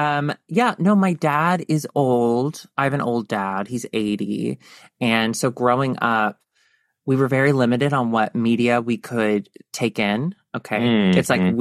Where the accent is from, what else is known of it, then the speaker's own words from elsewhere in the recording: Tennessee, United States; also born or lived in Chicago; now in Los Angeles, United States; I'm from Tennessee.